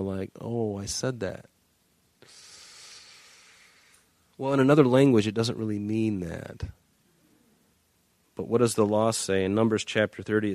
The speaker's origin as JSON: {"language": "English", "town": "Northport", "region": "Michigan", "country": "United States", "tie": "born or raised there", "said": "we grew up in Northport, Michigan."}